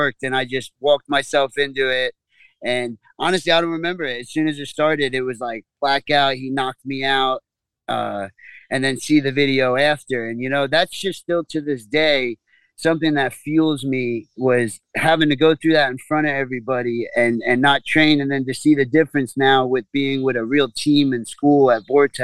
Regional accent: Copiague, New York, United States; I come from Long Island, New York, and grew up in a little town called Copeg on the South Shore.

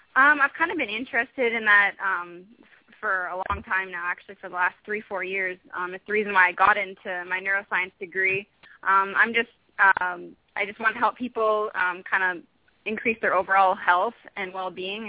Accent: Vancouver, British Columbia, Canada; a very big um, medical school back home in Vancouver.

